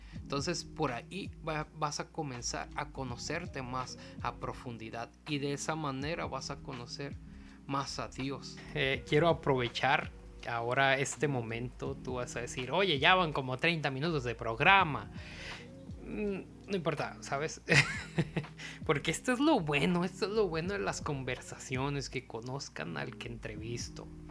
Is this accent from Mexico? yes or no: yes; Mazatlán, Sinaloa, Mexico; moved away; me vine a Mazatlán acá a estar con mis papás un tiempo